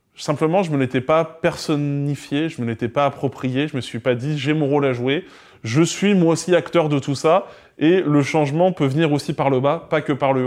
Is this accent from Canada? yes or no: no; near Caen, Calvados, Normandy, France; je viens de Normandie, euh, à côté de Caen, dans le Calvados